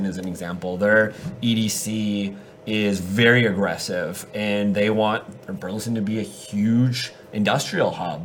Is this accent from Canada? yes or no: yes; Canada; now in Dallas, United States; I'm originally born and raised in Canada